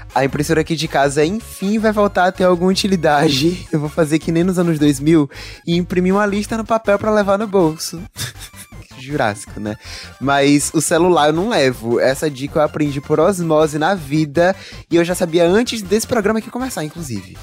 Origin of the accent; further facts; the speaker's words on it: Salvador, Bahia, Brazil; meu registro de baiano, soterapolitano e cabuloso, que é como me chamam por ser nascido e criado no Cabula